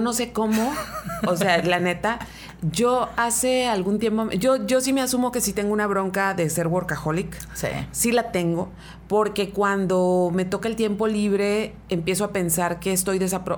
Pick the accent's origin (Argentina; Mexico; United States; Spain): Mexico; Mexicali, Baja California; soy oriunda de Mexicali